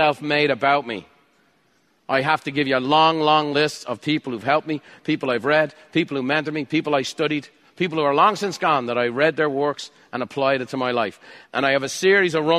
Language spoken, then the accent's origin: English; Ireland; I'm Irish